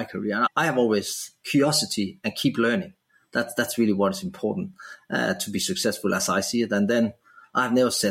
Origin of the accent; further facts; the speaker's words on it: Denmark; moved away as an adult; now in Australia; I was living in my home country, Denmark